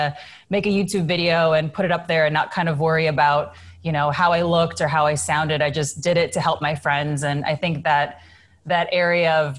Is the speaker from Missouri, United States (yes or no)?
no; Illinois, United States; moved away; I was a kid from Illinois